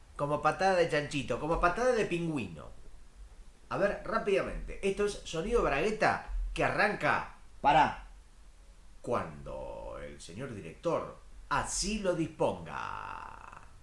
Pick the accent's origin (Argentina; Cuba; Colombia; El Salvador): Argentina; Yo soy de Argentina